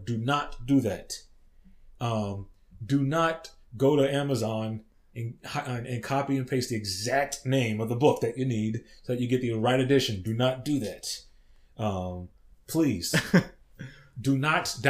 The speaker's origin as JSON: {"language": "English", "region": "Texas", "country": "United States", "tie": "born or raised there", "said": "I grew up in Texas"}